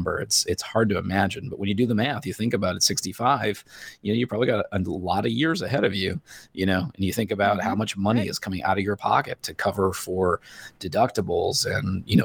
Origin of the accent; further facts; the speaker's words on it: Northern Indiana, United States; I grew up in Northern Indiana